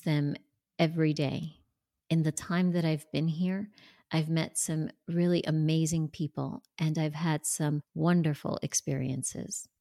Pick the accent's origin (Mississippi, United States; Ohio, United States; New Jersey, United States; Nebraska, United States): New Jersey, United States; moved away as an adult; now in Tampa, United States; I grew up and lived in New Jersey until just last year when I moved to Tampa, Florida